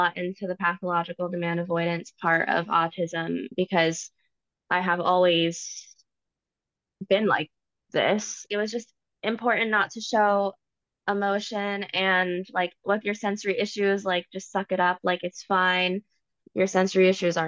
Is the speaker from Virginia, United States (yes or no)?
yes; Virginia, United States; My family is Puerto Rican, but I was born in Virginia. So it's like where Washington, D.C. is. That's where I am